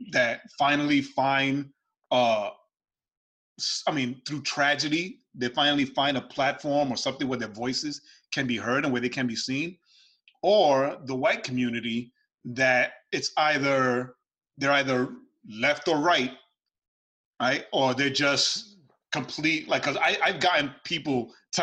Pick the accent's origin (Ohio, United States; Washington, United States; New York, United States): New York, United States; New York City; Growing up in New York. But being raised where I was raised in New York City